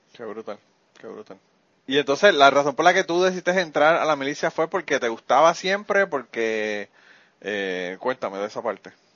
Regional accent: Utuado, Puerto Rico; mi pueblo

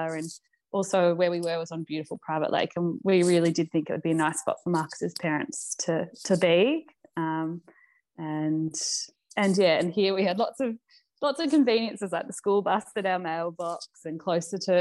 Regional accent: Melbourne, Victoria, Australia; I grew up in Melbourne, in the outer suburbs of eastern Melbourne, in a beautiful area called Eltham

